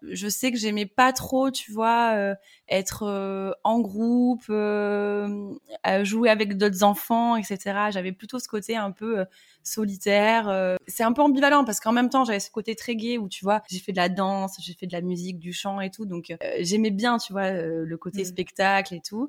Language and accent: French; Bordeaux, Nouvelle-Aquitaine, France; moved away as an adult; now in Antibes, France; je suis bordelaise, j'ai les mêmes amis depuis des années, j'ai papa et maman, et euh, là, ben, je me dis, euh, ah non, mais impossible de quitter Bordeaux